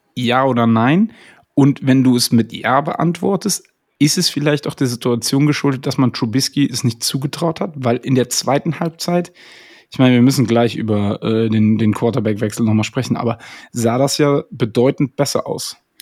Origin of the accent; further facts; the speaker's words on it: Koblenz, Rhineland-Palatinate, Germany; ich komme ja aus Koblenz